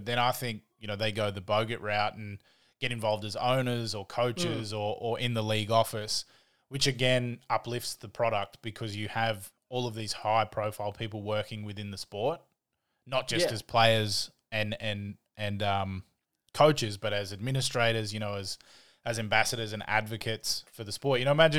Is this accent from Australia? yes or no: yes; Australia; moved away; where I was the foreigner as an Australian.